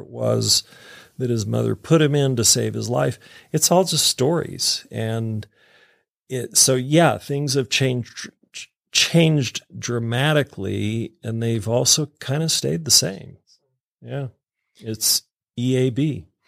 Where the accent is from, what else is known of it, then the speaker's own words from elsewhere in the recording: Utah, United States; I'm a kid from Utah here